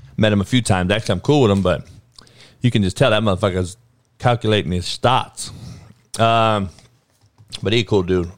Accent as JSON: {"language": "English", "region": "Southern California", "country": "United States", "tie": "born or raised there", "said": "we grew up in Cali where you, gunplay was the only way"}